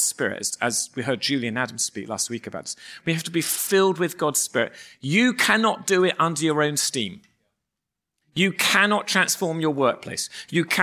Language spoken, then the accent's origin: English; England, United Kingdom; moved away; we are English